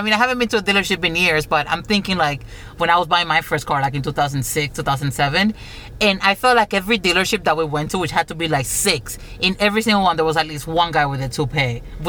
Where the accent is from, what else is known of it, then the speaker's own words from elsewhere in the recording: Florida, United States; we're from Florida